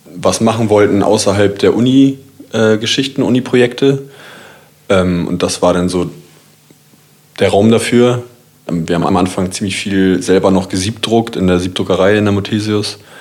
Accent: Kiel, Schleswig-Holstein, Germany; ich komme auch aus Kiel

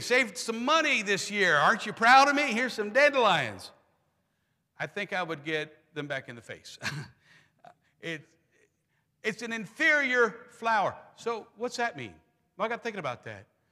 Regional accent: Pennsylvania, United States; moved away; I'm from Pennsylvania, proud Germans.

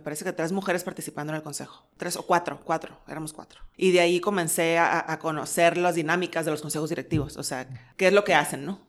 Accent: Mexico; somos mexicanos

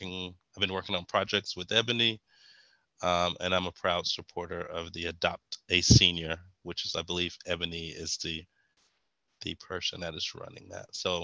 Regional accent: Wellborn, Texas, United States; also born or lived in Kingsville, Texas; So I'm originally from, I always say Bryan College Station, but I'm originally from Welborn, Texas, before Welborn was annexed by College Station, what we were talking about earlier. But that's where I was born and raised in Welborn.

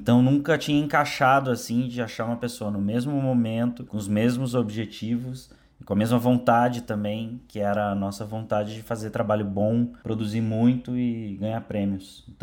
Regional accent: Porto Alegre, Rio Grande do Sul, Brazil; now in São Paulo, Brazil; A gente chegou em São Paulo ao mesmo tempo, ele veio do Rio, eu vim de Porto Alegre.

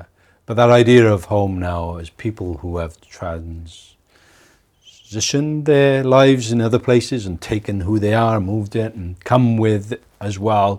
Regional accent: Wales, United Kingdom; accent: Welsh; also born or lived in Leeds; now in New Zealand; I still call it home, back home to Wales. But I'm from there.

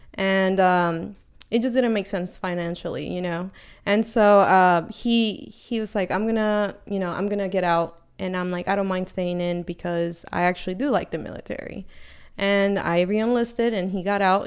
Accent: Bay Area, California, United States; moved away as an adult; now in San Diego, United States; I'm from the Bay Area

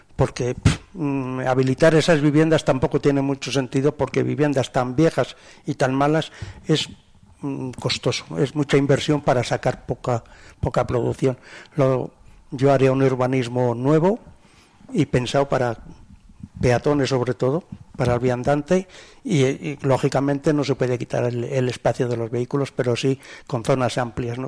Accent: Burgos, Castile and León, Spain; now in Soria, Spain; yo que procedo de Burgos

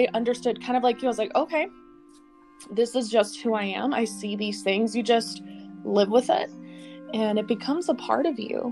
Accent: Colorado, United States; growing up in Colorado in our home

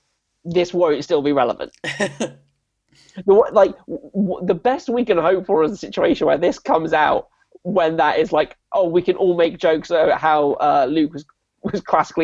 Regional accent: South West England, United Kingdom; Like, I know, again, I grew up in the Southwest. It was a very sheltered.

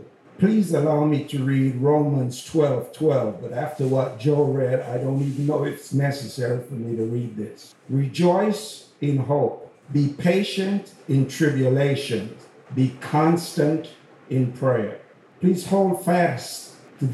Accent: Jamaica; accent: Jamaican; now in United States; I hope everyone can understand my accent. Sometimes the Jamaican comes out.

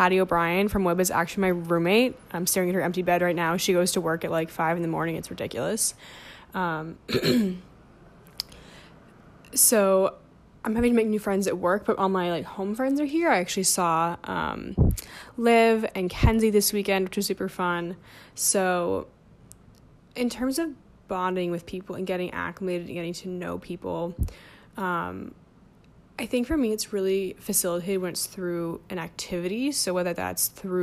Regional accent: New Jersey, United States; moved away as an adult; also born or lived in Bloomington, Indiana; now in New York, United States; I grew up in New Jersey

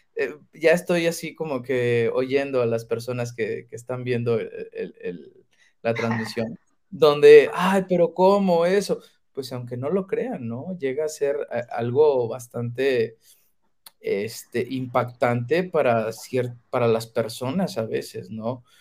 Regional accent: Mexico; como mexicanos

